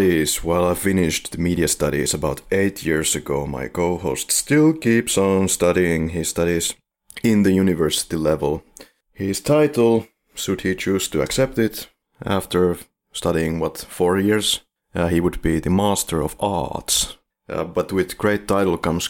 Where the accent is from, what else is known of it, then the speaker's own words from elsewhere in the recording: Finland; We are from Finland